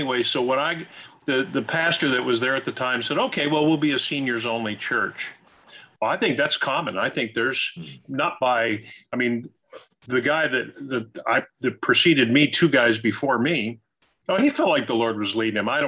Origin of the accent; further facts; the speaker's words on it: Ohio, United States; moved away as an adult; also born or lived in Kentucky / Indiana; now in Naples, United States; I grew up in Ohio